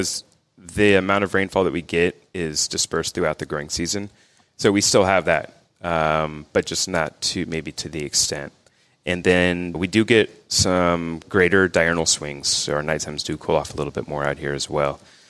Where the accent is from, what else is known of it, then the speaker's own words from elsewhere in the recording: Plano, Texas, United States; Originally, I grew up in Plano, and we were not involved with agriculture.